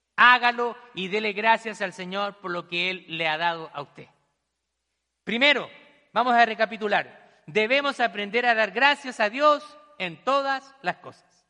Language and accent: Spanish; Chile; now in United States; en mi país también vi muchas realidades, personas que no tienen nada, migrantes que han llegado a, nuestro país allá en Chile